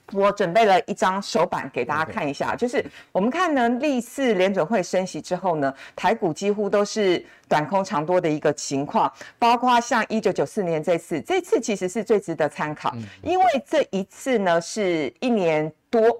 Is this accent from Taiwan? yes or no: yes; Taiwan; 我们台湾人就是肯拼